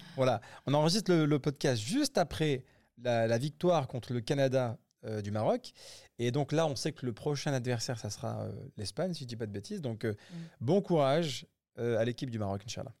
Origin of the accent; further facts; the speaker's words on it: Grenoble, Auvergne-Rhône-Alpes, France; moved away as an adult; now in United Arab Emirates; nous on vient de Grenoble